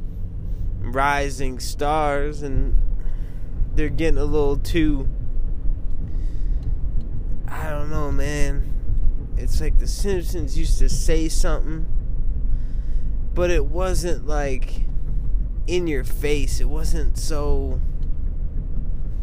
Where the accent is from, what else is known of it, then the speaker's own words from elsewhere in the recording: Midwest, United States; people in the Midwest, like me